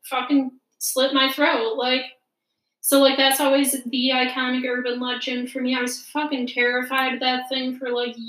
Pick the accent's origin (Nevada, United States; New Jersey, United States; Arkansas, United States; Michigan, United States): Michigan, United States; born or raised there